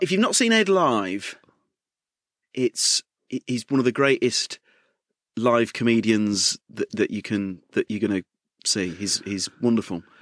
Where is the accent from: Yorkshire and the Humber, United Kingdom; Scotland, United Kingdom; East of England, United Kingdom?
Yorkshire and the Humber, United Kingdom; York; accent: York; my York accent